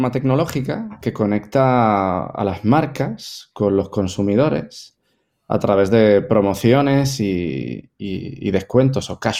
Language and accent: Spanish; Spain; now in Puerto Rico; Yo soy español, pero mm, en Puerto Rico llevo 20 años viviendo en Puerto Rico.